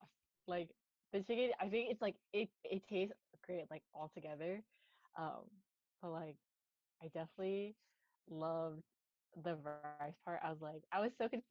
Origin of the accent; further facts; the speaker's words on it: Northern Virginia, United States; moved away; So I grew up in like the DMV, which is like Northern Virginia. Very close to DC